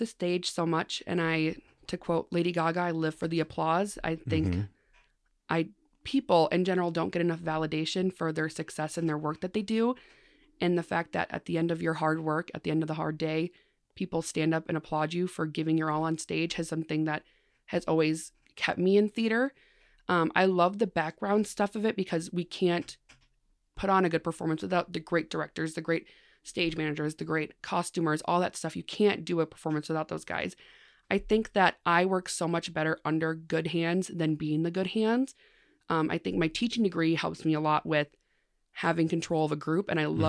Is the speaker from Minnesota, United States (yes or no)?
yes; Mankato, Minnesota, United States